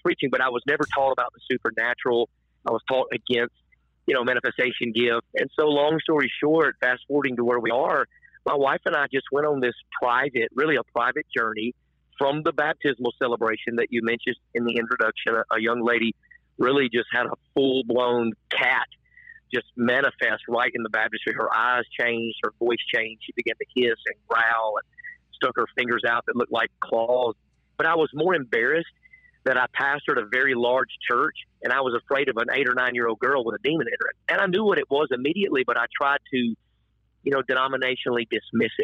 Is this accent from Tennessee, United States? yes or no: yes; Nashville, Tennessee, United States; I was raised in Nashville